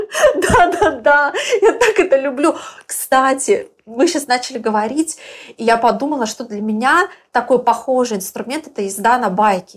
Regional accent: Belarus; moved away as an adult; now in Bali, Indonesia; я из Беларуси

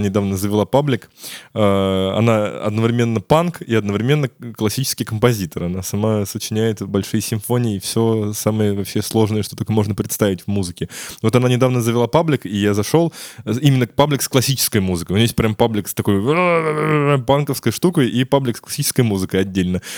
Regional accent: Ryazan, Ryazan Oblast, Russia; у нас в Рязани, откуда я родом

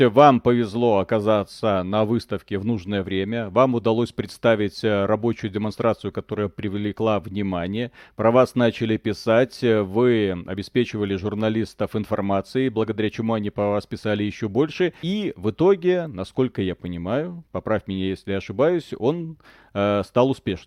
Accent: Belarus; я, парень из Беларуси

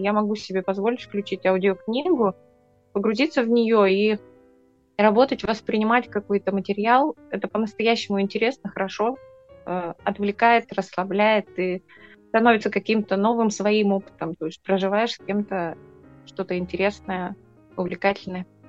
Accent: Arkhangelsk Oblast, Russia; мой родной край, Архангельская область

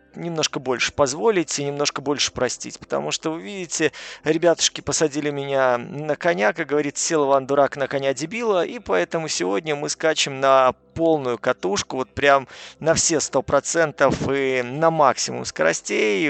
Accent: Belarus; я из Беларуси

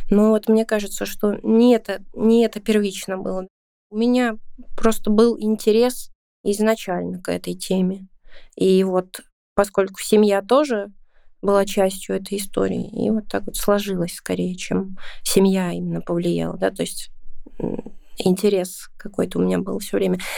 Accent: Saint Petersburg, Russia; Ну да, считается с какого, с четвертого поколения. У меня, получается, дедушка здесь родился уже. И родился здесь в 1937 году.

